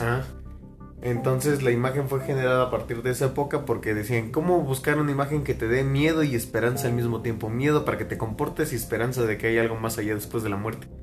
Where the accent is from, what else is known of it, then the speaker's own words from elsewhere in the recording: Mexico; aquí en México